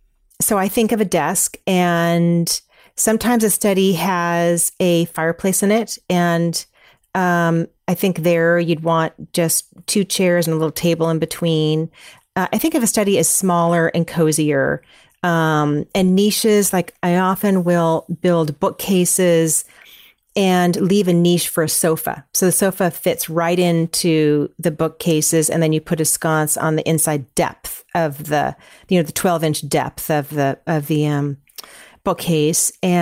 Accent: California, United States; I grew up in Northern California, everyone used this one decorator in this little town that I grew up in, and she specialized in painted floors.

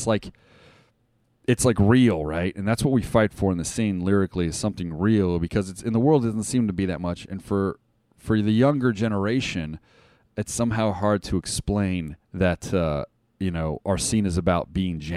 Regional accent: Las Vegas, Nevada, United States; I'm from Vegas

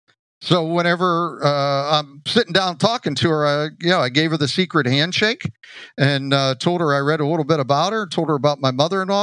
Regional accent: Johnstown, Pennsylvania, United States; moved away as an adult; also born or lived in Eau Claire, Wisconsin; Great town to start in, very similar to my hometown of Johnstown.

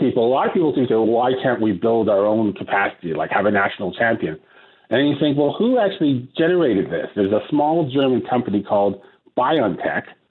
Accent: Canada; moved away as an adult; I returned to Canada to practice law

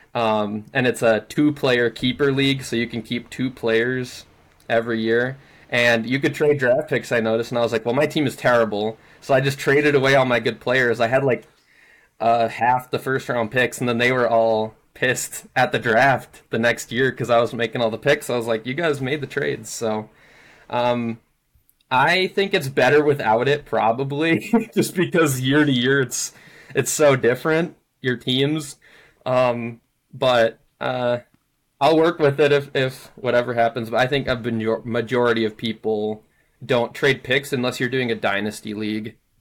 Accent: Minnesota, United States; moved away as an adult; also born or lived in Hawaii; now I'm living back in Minnesota, born and raised in Minnesota

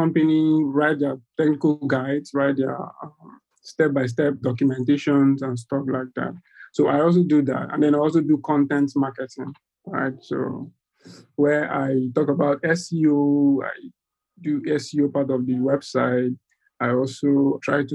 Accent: Nigeria; I'm from Nigeria. That's in West Africa.

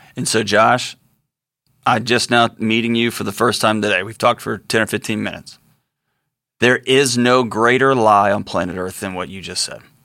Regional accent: Texas, United States; I'm a Texan. I grew up around guns

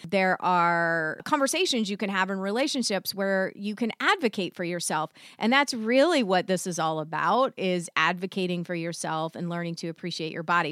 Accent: the South, United States; I was raised in the South

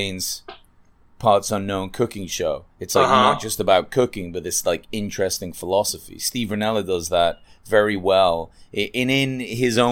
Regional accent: England, United Kingdom; moved away; I grew up in England with a vegetarian family

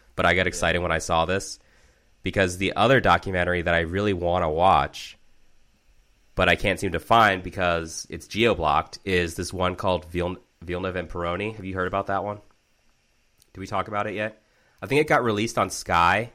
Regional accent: Maryland, United States; the district where I grew up in Maryland

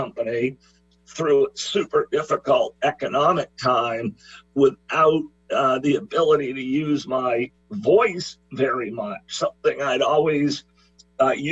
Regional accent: Maine, United States; Well, I'm from the state of Maine. I was born here in Maine on the other side of the country from you

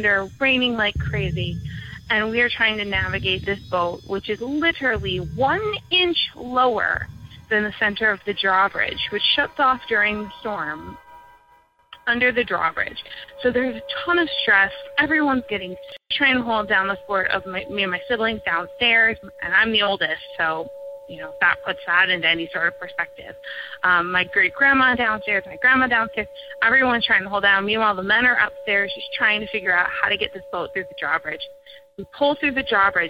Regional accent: Michigan, United States; I grew up in Michigan

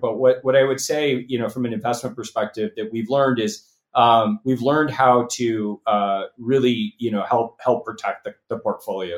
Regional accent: Los Angeles, California, United States; moved away as an adult; also born or lived in Nashville, Tennessee / Bay Area, California; I grew up in Los Angeles

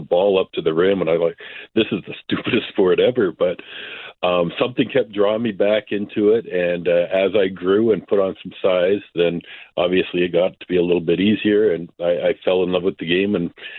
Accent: Canada; as a Canadian

